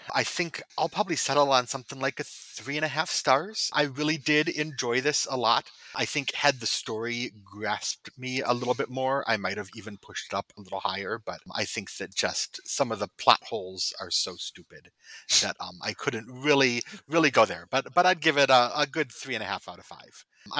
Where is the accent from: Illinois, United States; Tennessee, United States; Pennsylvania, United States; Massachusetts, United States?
Illinois, United States; Chicago; My hometown hero here.